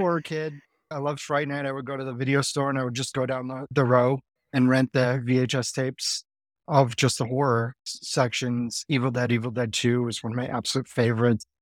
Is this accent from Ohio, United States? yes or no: yes; Ohio, United States; I grew up in the eighties in Ohio